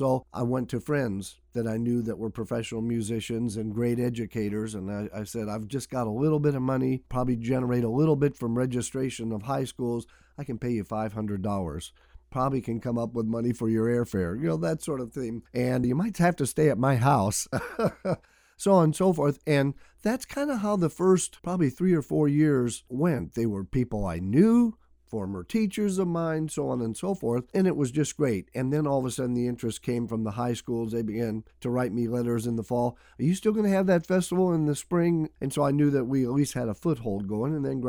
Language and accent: English; Illinois, United States; moved away; I was a fourth grader growing up in Illinois